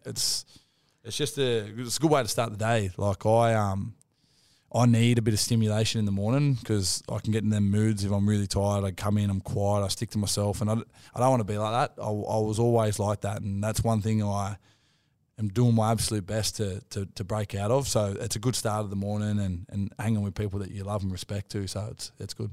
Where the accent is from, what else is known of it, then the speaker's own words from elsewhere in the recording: Wollongong, New South Wales, Australia; now in Newcastle, Australia; I'm from Wollongong